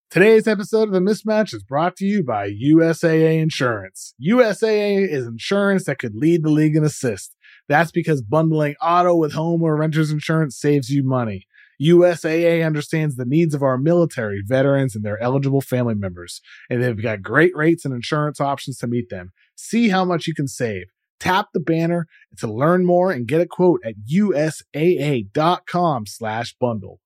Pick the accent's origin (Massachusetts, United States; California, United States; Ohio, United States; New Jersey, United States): Massachusetts, United States; I grew up in the Northeast in Massachusetts